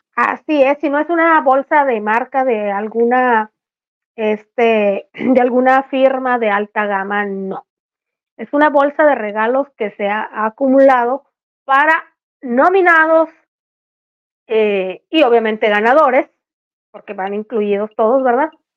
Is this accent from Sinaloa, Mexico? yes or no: yes; El Fuerte, Sinaloa, Mexico; el Chepito y yo somos del Fuerte Sinaloa